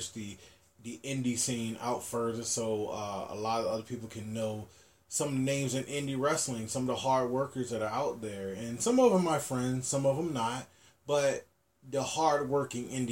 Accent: Virginia, United States; moved away; also born or lived in Hawaii; my home state where I grew up

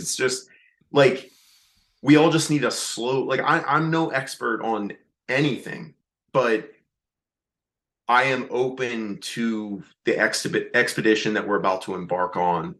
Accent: Reading, Pennsylvania, United States; moved away; my hometown, up in Reading, Pennsylvania

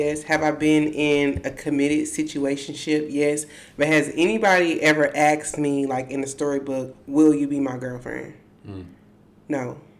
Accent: Charlotte, North Carolina, United States; I'm from Charlotte.

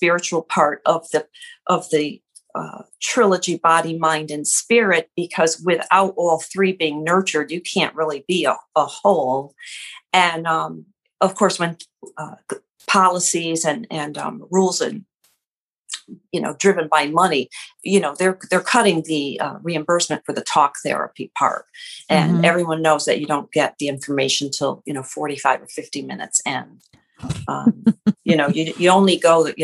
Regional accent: Connecticut, United States; I grew up over here in Connecticut near Yale University

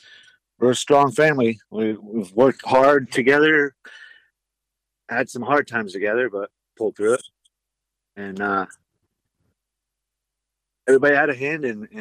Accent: Shamokin, Pennsylvania, United States; moved away as an adult; also born or lived in Florida / Fairbanks, Alaska; now in Anchor Point, United States; Originally, I was born and raised in Pennsylvania, Shamokin, Pennsylvania. And then I took off to Florida for a year

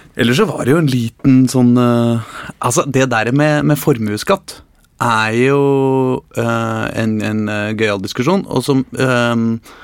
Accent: Norway; also born or lived in Värmland, Sweden; now in Sweden; jeg er norsk

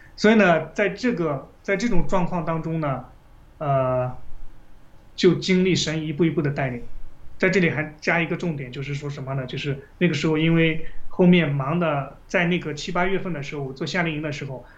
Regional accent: China; 我们中国人的真正的宗教是佛教

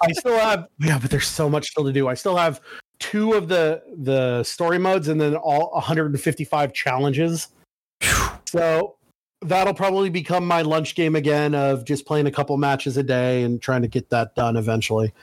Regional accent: Oregon, United States; I'm from Oregon

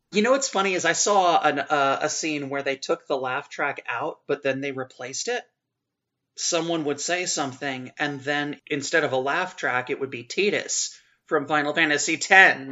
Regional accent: Louisiana, United States; I am from Louisiana

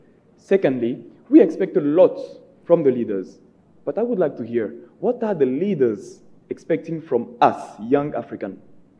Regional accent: Côte d’Ivoire; moved away as an adult; now in Ghana; I'm from Ivory Coast. I'm living in Ghana since 4 years now.

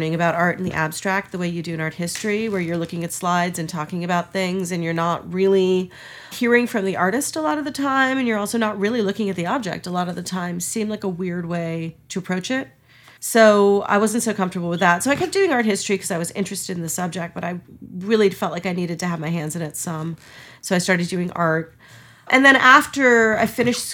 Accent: Hastings-on-Hudson, New York, United States; Mostly I grew up in Lower Westchester. So that's Hastings-on-Hudson

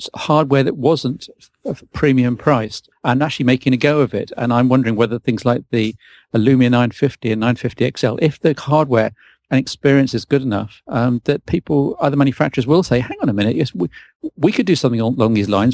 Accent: United Kingdom; I'm a British and proud of it.

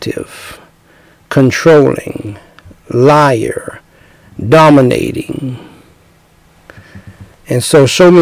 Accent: United States; those of us who were born and raised in America

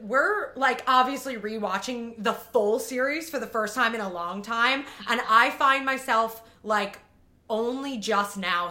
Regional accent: Long Island, New York, United States; Because I grew up on Long Island.

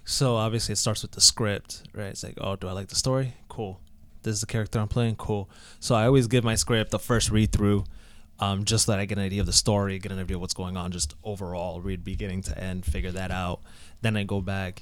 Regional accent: Providence, Rhode Island, United States; also born or lived in New Jersey; I was born in New Jersey, but I always joke around and say that doesn't count because we moved to Rhode Island when I was four. So I don't remember New Jersey. So pretty much a Providence kid through and through.

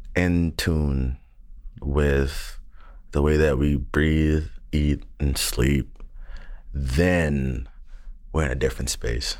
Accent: the South, United States; I'm from the South

